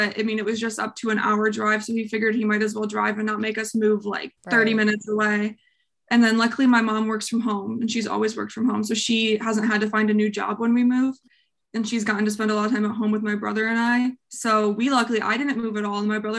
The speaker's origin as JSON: {"language": "English", "town": "Bowling Green", "region": "Kentucky", "country": "United States", "tie": "born or raised there", "also_born_or_lived": "Arkansas", "said": "So I was born in Arkansas. And then when I was 3, we moved to Bowling Green and we were in the same house for 15 years."}